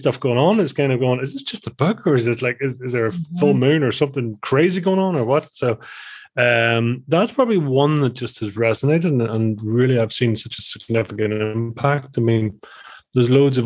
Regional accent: just outside of Belfast, Northern Ireland, United Kingdom; I am from the little old Ireland of Ireland, Island of Ireland. So so from the north part of Ireland and just outside of Belfast

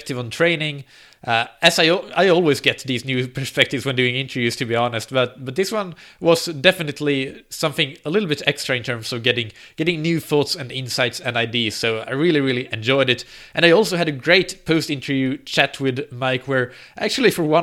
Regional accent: Finland; moved away; my home country, Finland

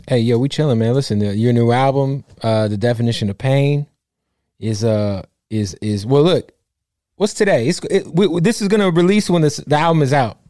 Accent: Phoenix, Arizona, United States; not being from LA, I'm from Phoenix

